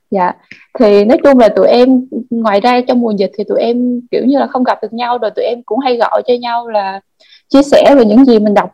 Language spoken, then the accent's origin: Vietnamese; Binh Phuoc, Vietnam; now in Ho Chi Minh City, Vietnam; em hiện tại thì em đang ở Sài Gòn còn quê của em là Bình Phước thì hồi trước là khi mà em ở Bình Phước ấy, thì nhà em ở kiểu như là cũng vùng sâu vùng xa ấy chị